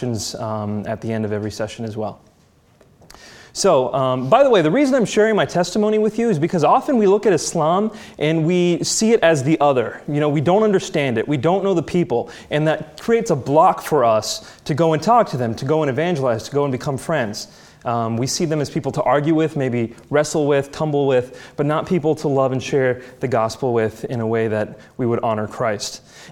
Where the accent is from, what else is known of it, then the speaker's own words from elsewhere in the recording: United States; I was born and raised in the United States